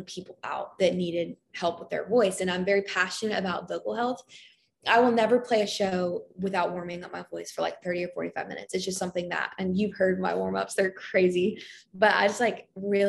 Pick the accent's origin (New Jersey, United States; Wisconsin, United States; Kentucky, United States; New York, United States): Kentucky, United States; I'm from Kentucky, so I love the University of Kentucky, UK